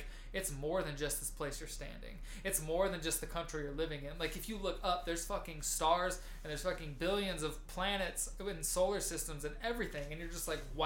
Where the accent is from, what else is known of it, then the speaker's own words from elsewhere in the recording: United States; we as American Western civilized people